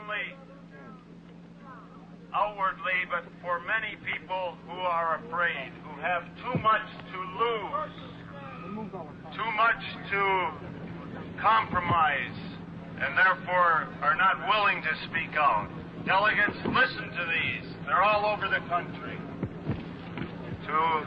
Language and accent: English; Minnesota, United States; I'm a Catholic priest from Minnesota